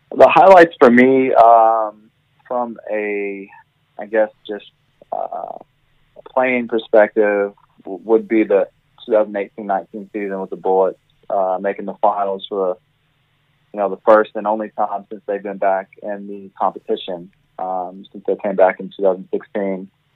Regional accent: United States; moved away as an adult; now in Australia; I am an American

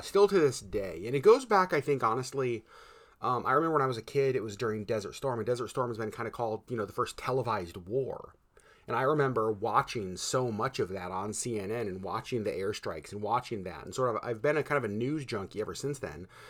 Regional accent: Connecticut, United States; moved away; I was born in Connecticut

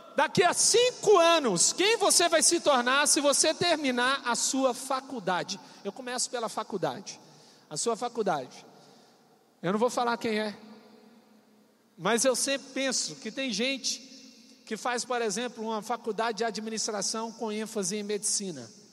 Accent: Coronel Fabriciano, Minas Gerais, Brazil; moved away as an adult; also born or lived in Paudalho, Pernambuco / João Pessoa, Paraíba; Coronel Fabriciano. É uma megalópole, uma cidade gigantesca, onde eu nasci. Essa cidade tem a testemunha da existência dela, que sou eu. Então estou te avisando, ela existe. Nessa cidade foi o lugar onde eu vivi a minha infância

